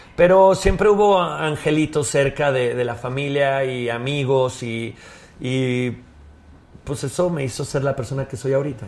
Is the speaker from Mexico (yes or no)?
yes; León, Guanajuato, Mexico; yo soy de León, Guanajuato